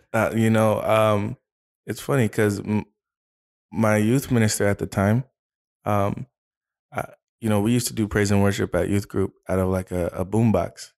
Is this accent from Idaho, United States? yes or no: no; Arizona, United States; also born or lived in California; I was, I was born in California, uh, but then when I was about two and, two years old, uh, uh, my family, we moved to Arizona. So, I was raised here. So, I grew up in Arizona